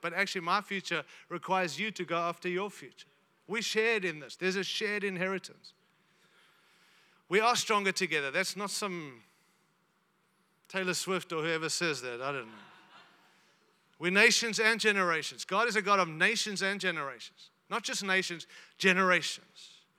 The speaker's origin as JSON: {"language": "English", "country": "Zimbabwe", "tie": "born there", "said": "I was born in Zimbabwe, so Rhodesia."}